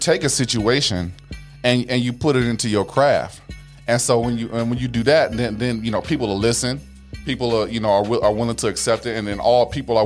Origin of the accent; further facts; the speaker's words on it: United States; as an American person or as a black person